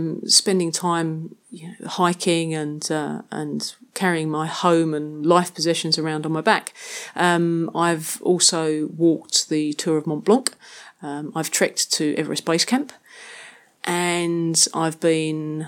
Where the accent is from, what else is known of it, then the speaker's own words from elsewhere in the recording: London, United Kingdom; moved away; I'm originally from London, England, but it's not somewhere that I've really considered to be home for much of the last 10 years, although I am still very proud of my Cockney heritage. As a kid growing up in London